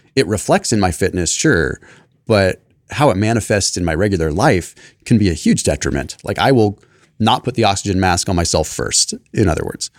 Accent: Sonoma, California, United States; I grew up in Sonoma

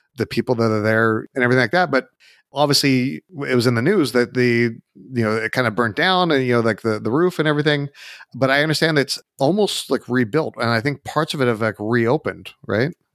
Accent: United States; obviously I'm American

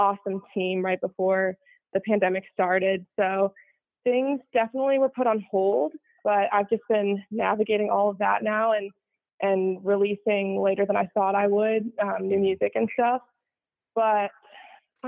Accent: Chicago, Illinois, United States; I grew up in the suburbs of Chicago

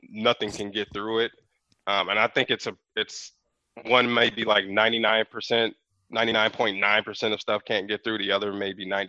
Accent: Chicago, Illinois, United States; now in California, United States; I just told my wife when I came from Chicago and visited Moreno Valley years ago when I was a kid

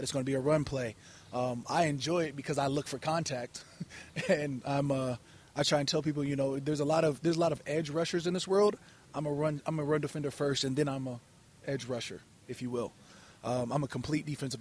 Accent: Chandler, Arizona, United States; also born or lived in Eden Prairie, Minnesota

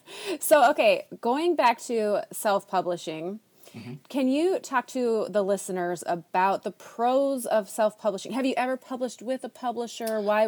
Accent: Minnesota, United States; So I grew up in Minnesota.

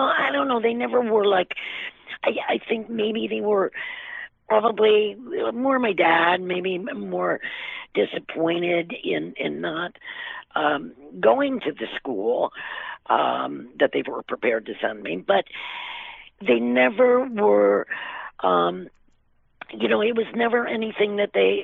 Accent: Cleveland, Ohio, United States; moved away; also born or lived in Springfield, Massachusetts / New York City; I was about 8, we moved to Ohio from Massachusetts

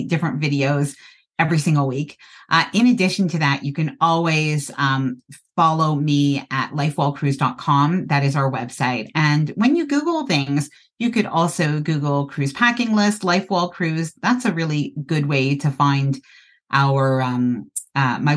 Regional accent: Canada; I'm Canadian and I live in a cold climate

